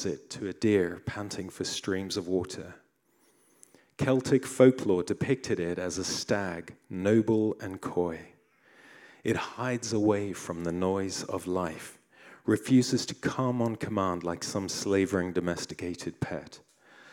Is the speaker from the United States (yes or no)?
no; South Africa; as a boy growing up in South Africa